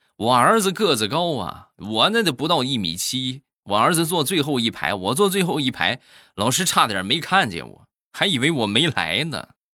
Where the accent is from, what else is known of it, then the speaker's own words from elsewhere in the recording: Shandong, China; 还有就是我们山东的黄焖鸡米饭